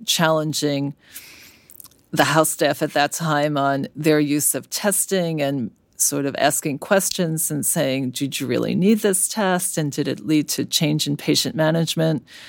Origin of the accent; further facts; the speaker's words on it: New York City, New York, United States; moved away as an adult; now in San Francisco, United States; I grew up in Brooklyn